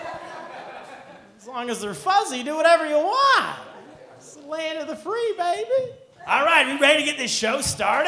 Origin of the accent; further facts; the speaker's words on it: United States; moved away; also born or lived in China; as an American